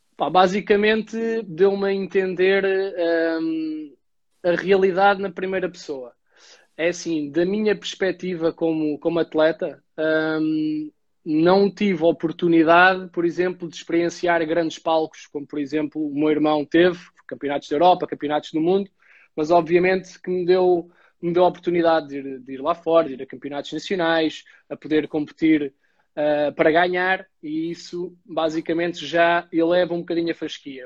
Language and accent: Portuguese; Caldas da Rainha, Centro, Portugal; moved away as an adult; now in Lisbon, Portugal; venho das Caldas da Rainha, estou a morar em Lisboa já há 11